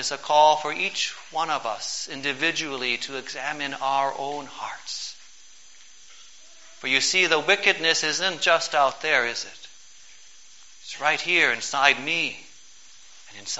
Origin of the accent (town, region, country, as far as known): United States